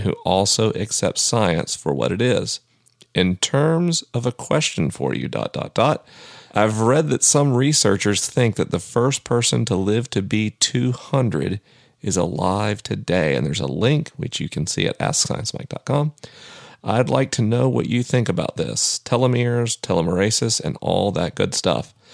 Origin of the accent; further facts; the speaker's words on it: the American South, United States; I'm a Southerner.